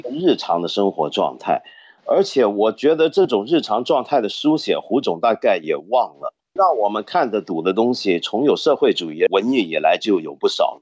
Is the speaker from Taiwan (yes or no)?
no; Hong Kong; 我作为一个香港人